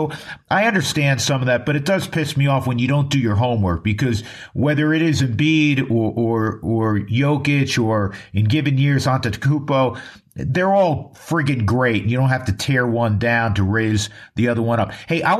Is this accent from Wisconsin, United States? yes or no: no; New York, United States; moved away as an adult; now in Colorado, United States; I'm from New York and I grew up there and I'm proud of that. I'm an adopted Coloradan now.